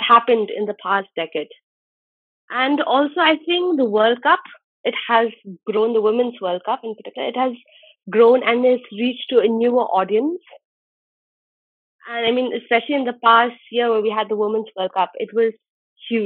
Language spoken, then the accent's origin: English; Shillong, Meghalaya, India; moved away as an adult; now in Mumbai, India; I'm from Shillong, born and brought up there. And I'm currently living in Bombay